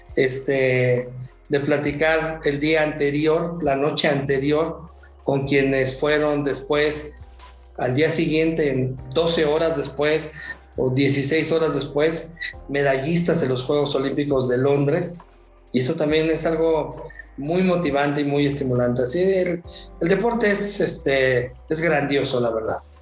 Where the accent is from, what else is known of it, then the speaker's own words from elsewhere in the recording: Mexico; como mexicanos